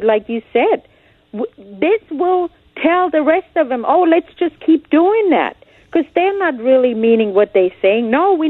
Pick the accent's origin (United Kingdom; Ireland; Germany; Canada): Germany; now in United States; I came from Germany. I stood in line. I filled out paperwork. I couldn't vote. I couldn't collect any welfare. And it was okay because I was not a citizen. I had my resident alien card